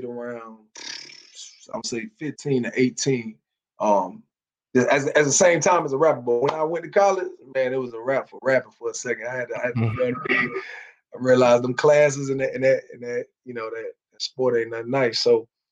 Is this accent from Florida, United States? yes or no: yes; South Florida, United States; moved away as an adult; also born or lived in Baltimore / Laurel, Maryland; now in Atlanta, United States; I'm being from South Florida